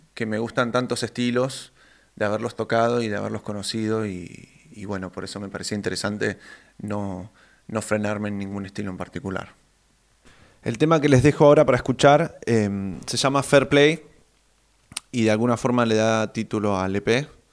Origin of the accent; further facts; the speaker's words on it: Neuquén, Argentina; moved away as an adult; now in Buenos Aires, Argentina; Yo soy de Neuquén Capital pero desde el 2017, que ya estoy eh, radicado en Capital Federal